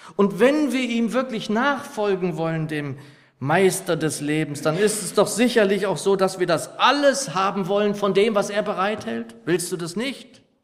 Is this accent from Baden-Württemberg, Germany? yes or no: no; Lower Saxony, Germany; als ich noch ein Junge war, so in meiner Heimatgemeinde in Niedersachsen